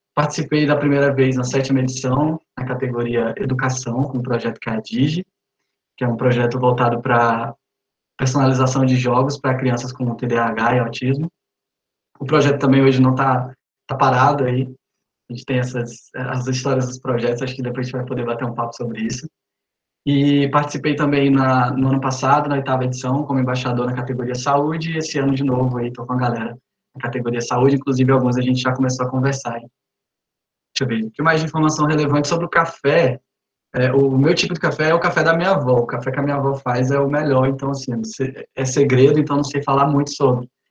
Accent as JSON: {"language": "Portuguese", "town": "Araguatins", "region": "Tocantins", "country": "Brazil", "tie": "born or raised there", "also_born_or_lived": "Recife", "lives_now": "Palmas, Brazil", "said": "sou de Araguatins, na cidade do interior do Tocantins"}